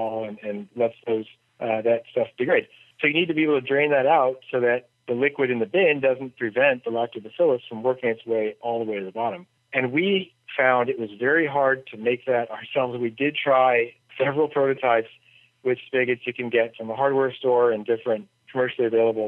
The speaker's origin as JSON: {"language": "English", "country": "United States", "said": "As an American"}